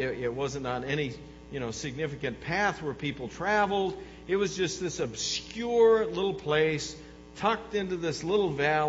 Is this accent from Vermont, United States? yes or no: no; Kirkland, Illinois, United States; moved away; I grew up in a blink and miss it little community, right? My hometown had 1,100 people in it when I lived there. I think it's even less now. I had like 1,100 people living in town. And its only hope was it's right on Highway 72 down in Illinois.